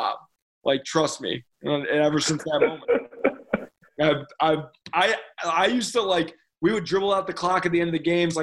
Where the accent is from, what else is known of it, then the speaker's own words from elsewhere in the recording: Chicago, Illinois, United States; I'm from Chicago